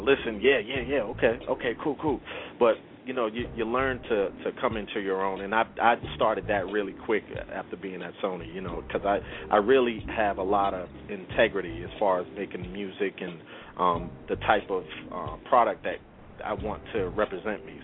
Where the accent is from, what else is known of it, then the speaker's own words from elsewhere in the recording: Brockton, Massachusetts, United States; I was born in Brockton, Massachusetts